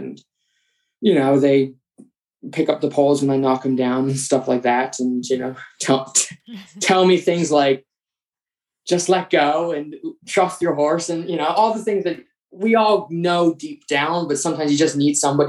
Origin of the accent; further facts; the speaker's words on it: East Coast, United States; But what is vaguely unique about me is the fact that I am from the East Coast